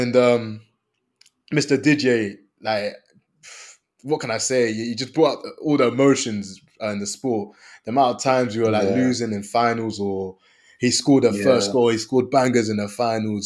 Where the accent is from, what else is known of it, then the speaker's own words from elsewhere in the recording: Côte d’Ivoire; moved away; also born or lived in London; I'm from the Ivory Coast